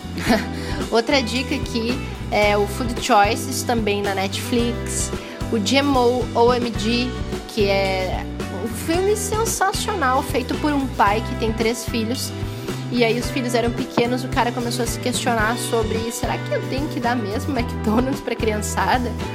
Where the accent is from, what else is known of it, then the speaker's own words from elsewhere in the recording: Curitiba, Paraná, Brazil; eu sou curitibana, mas toda a minha família é do Rio Grande do Sul